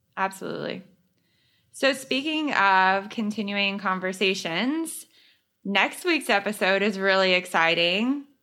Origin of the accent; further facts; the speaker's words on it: the South, United States; I was raised in the South